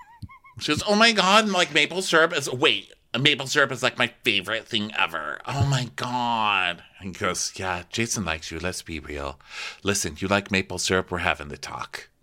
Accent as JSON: {"language": "English", "region": "Texas", "country": "United States", "tie": "born or raised there", "said": "I grew up in Texas, you know, and, like, I grew up on a street where you go outside and you set off the fireworks"}